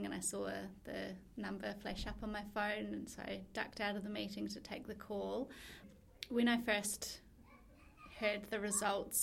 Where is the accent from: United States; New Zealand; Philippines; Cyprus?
New Zealand; moved away as an adult; now in Melbourne, Australia; I'm from New Zealand originally, but I've been living in Melbourne for the past 2.5 years.